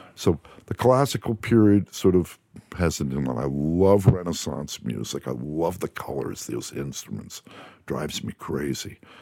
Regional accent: New Jersey, United States; moved away as an adult; also born or lived in Amherst, Massachusetts; now in Los Angeles, United States; East Coast, I'm from New Jersey

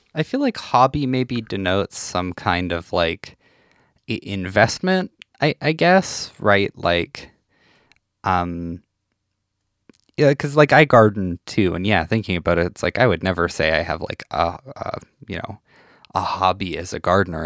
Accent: Saskatchewan, Canada; I'm from a small town in Saskatchewan

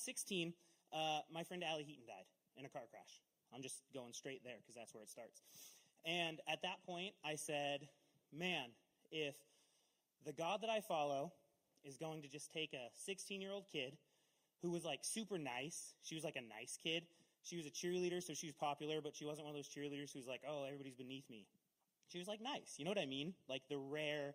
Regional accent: Castle Rock, United States; I grew up in Castle Rock, so we were like 6 miles out of town

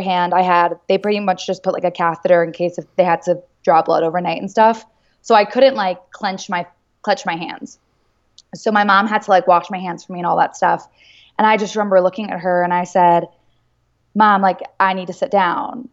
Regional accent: United States; being American

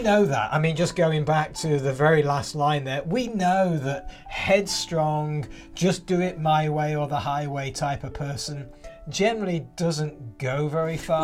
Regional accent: England, United Kingdom; moved away; I grew up in England

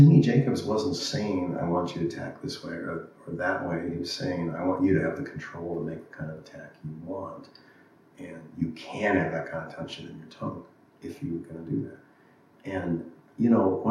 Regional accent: Los Angeles, California, United States; growing up in Los Angeles in that era

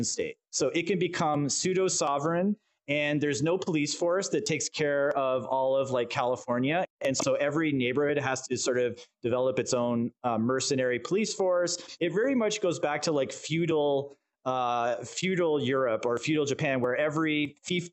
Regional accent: Canada; I'm Canadian

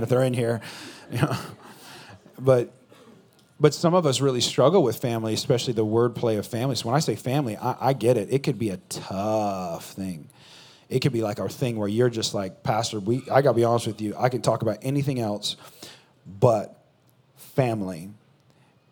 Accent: California, United States; now in Texas, United States; I'm from California

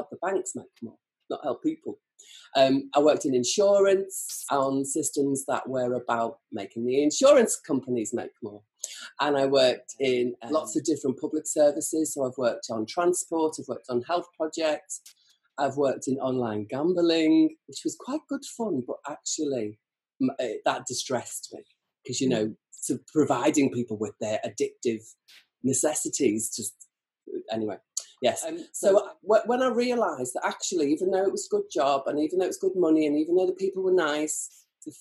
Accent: Birkenhead, North West England, United Kingdom; I'm a woolly back. I'm from Birkenhead.

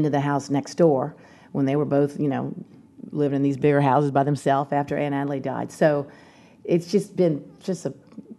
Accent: New Orleans, Louisiana, United States; growing up near Commander's

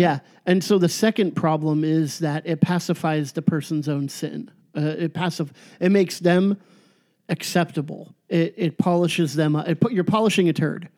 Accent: Orange County, California, United States; born or raised there; moved away as an adult; now in Chico, United States

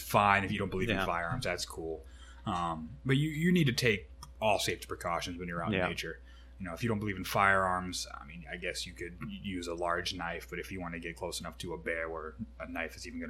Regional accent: Ireland; I can compare it to Irish whiskey, because, I mean, me being Irish, and people get a lot of hate for that, but Irish have sensitive palates.

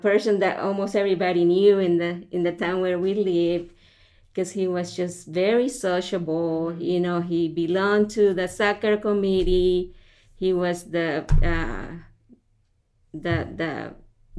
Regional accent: El Salvador; moved away; I grew up in El Salvador, Central America

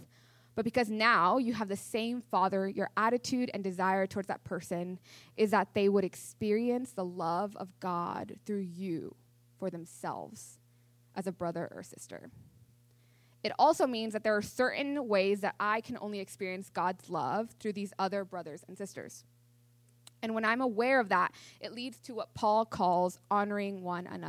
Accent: near Mount Rainier, Washington, United States; I grew up near Mount Rainier in Washington

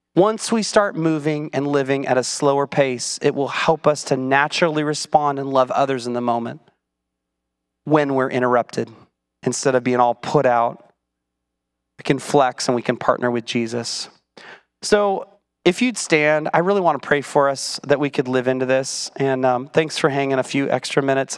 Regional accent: United States; I'm an American

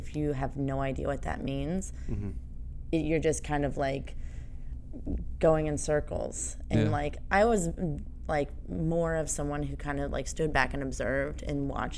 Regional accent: Atlanta, Georgia, United States; moved away as an adult; also born or lived in Rhode Island; now in New York, United States; I'm from Atlanta. And the Deep South. Deep South. And grew up there

